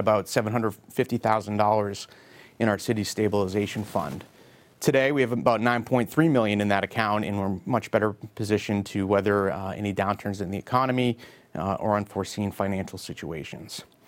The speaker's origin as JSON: {"language": "English", "town": "Beverly", "region": "Massachusetts", "country": "United States", "tie": "born or raised there", "said": "I grew up in Beverly, attended Beverly Public Schools, and graduated from Beverly High School in the class of ninety-five"}